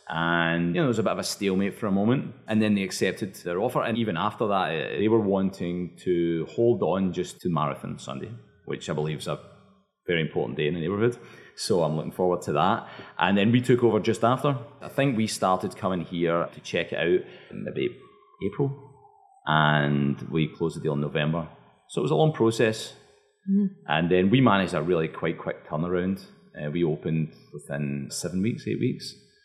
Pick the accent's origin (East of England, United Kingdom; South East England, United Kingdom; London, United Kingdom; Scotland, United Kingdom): Scotland, United Kingdom; East Kilbride; moved away as an adult; also born or lived in Canada / Spain / Argentina; now in United States; So I grew up just outside of Glasgow, at a town called East Kilbride.